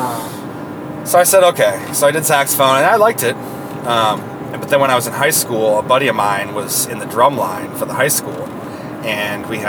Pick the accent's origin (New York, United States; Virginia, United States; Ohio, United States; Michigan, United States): Michigan, United States; Saginaw; now in Toledo, United States; I'm from Saginaw, Michigan, which is probably 2 hours north up into Michigan from Toledo